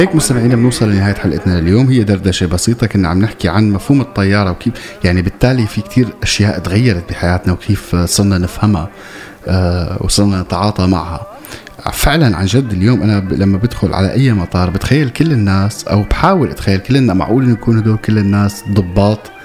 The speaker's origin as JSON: {"language": "Arabic", "town": "Damascus", "region": "Damascus Governorate", "country": "Syria", "tie": "born or raised there", "also_born_or_lived": "Deir ez-Zor", "said": "لما كنت صغير كنت عايش بالشام رغم اني بالاصل من مدينه تسمى عروس الفرات وهي دير الزور"}